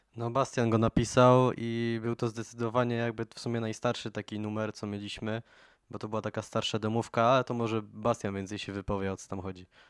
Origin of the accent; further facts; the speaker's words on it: Poland; jesteśmy jednak zespołem z Polski